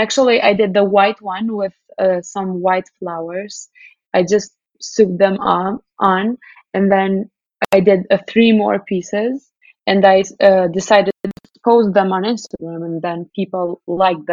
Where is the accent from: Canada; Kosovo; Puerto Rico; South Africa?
Kosovo; moved away as an adult; also born or lived in New York City, United States; Kosovo, I mean, I love my hometown here, but it's just a really small country